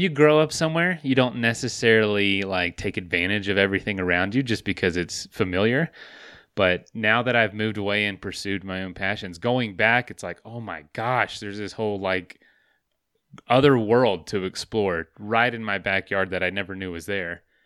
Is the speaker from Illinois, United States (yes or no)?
no; Florida, United States; moved away; I'm from Florida